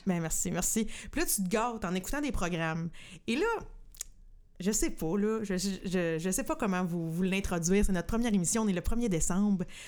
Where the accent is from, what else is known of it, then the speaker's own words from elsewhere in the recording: Saint-Norbert, Quebec, Canada; j'ai grandi à Saint-Norbert